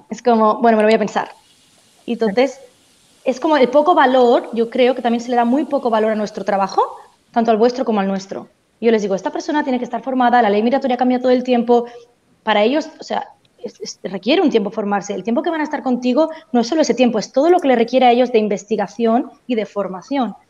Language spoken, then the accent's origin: Spanish; Barcelona, Catalonia, Spain; moved away as an adult; also born or lived in Melbourne, Australia; now in Australia; yo soy de, soy de Barcelona, de España, y llegué hace siete años a Australia